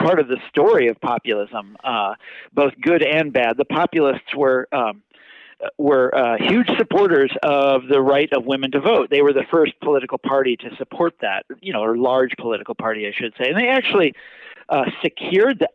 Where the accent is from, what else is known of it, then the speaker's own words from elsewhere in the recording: Kansas, United States; moved away; I'm from Kansas originally.